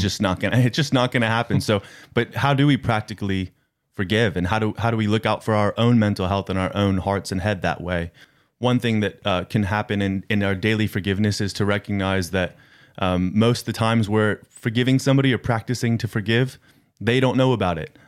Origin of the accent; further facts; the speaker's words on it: United States; moved away; I'm from America. I, uh, do not, uh, live in America